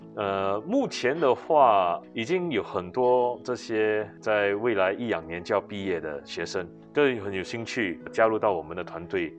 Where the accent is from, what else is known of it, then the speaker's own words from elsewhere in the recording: Singapore; 家里就是做食品的，我从小是在，呃，小贩中心长大，因为是外公外婆带大的，呃，是卖拉萨